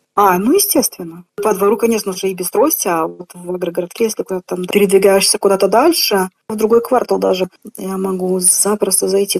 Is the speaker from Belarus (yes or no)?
yes; Belarus; also born or lived in Komsomolsk-on-Amur, Khabarovsk Krai, Russia / Grodno, Belarus; Первые несколько лет я прожил там, а потом уже переехал сюда, в Беларусь